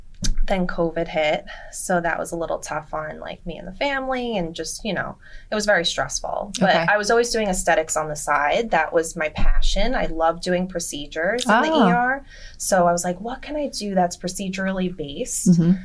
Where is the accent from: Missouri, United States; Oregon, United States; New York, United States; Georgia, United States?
New York, United States; Staten Island; moved away as an adult; now in New Jersey, United States; So I'm originally from Staten Island. Okay. I grew up there. When I turned around 30 and I was pregnant with my son, I decided that I wanted to move to Jersey.